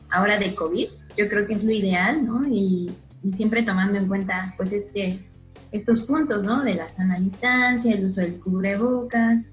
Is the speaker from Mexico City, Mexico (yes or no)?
yes; Mexico City, Mexico; moved away as an adult; now in Cancún, Mexico; soy de la Ciudad de México